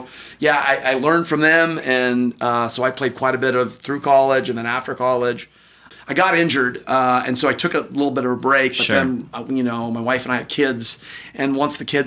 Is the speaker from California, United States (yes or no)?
yes; San Diego, California, United States; also born or lived in Washington, D.C.; I grew up out in East County of San Diego